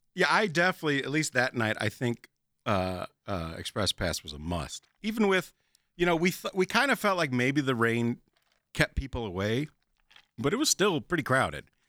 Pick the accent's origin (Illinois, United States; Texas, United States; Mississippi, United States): Illinois, United States; Chicago; moved away as an adult; I'm from Chicago originally